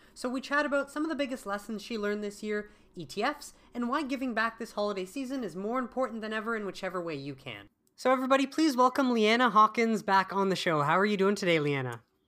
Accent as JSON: {"language": "English", "country": "Canada", "said": "being Canadian"}